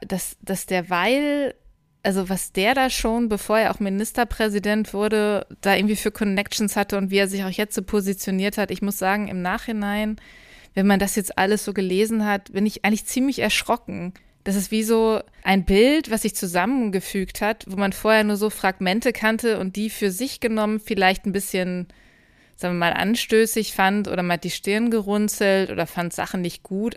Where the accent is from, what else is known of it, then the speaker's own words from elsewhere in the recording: Lower Saxony, Germany; ich komme ja auch aus Niedersachsen